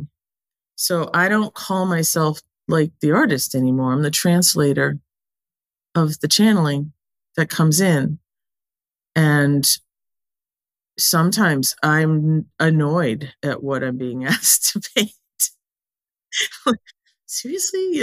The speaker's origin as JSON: {"language": "English", "region": "New England", "country": "United States", "tie": "born or raised there", "said": "I was born and raised in New England"}